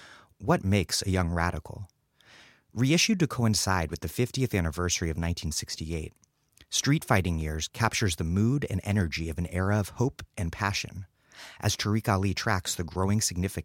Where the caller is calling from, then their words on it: Providence, Rhode Island, United States; I'm broadcasting from Providence, Rhode Island.